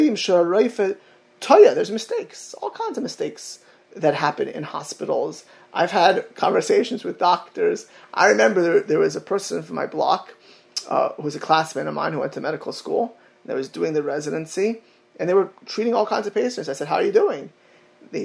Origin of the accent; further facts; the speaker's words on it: Miami Beach, Florida, United States; my hometown of Miami Beach